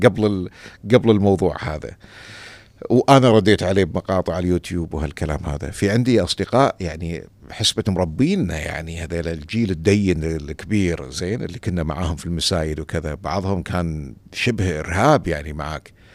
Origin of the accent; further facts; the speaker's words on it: Kuwait; عندنا في الكويت